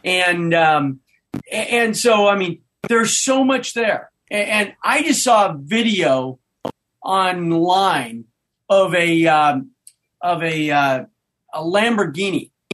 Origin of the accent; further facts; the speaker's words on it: Nebraska, United States; moved away; I grew up in Nebraska